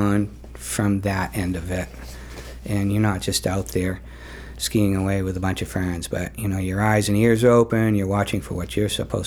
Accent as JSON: {"language": "English", "town": "Falmouth", "region": "Maine", "country": "United States", "tie": "born or raised there", "lives_now": "Cape Elizabeth, United States", "said": "I grew up in Falmouth. So haven't gone far."}